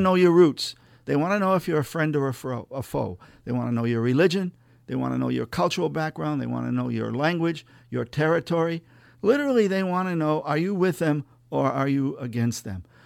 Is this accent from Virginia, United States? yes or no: no; Millville, Massachusetts, United States; also born or lived in Woonsocket, Rhode Island / Worcester, Massachusetts / Boston; I was born in Woonsocket, Rhode Island, and I grew up in a little town called Millville, Massachusetts, near the Rhode Island line between Worcester and Providence